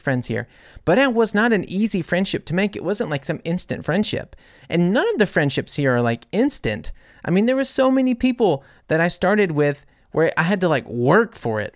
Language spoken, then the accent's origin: English; New Orleans, Louisiana, United States; moved away as an adult; now in Germany